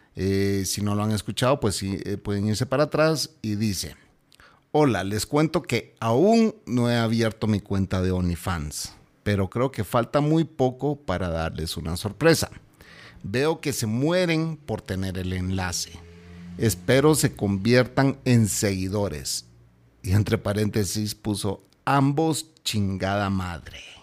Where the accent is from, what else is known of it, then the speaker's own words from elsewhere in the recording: Guatemala; mi pueblo está repudiando a esta gente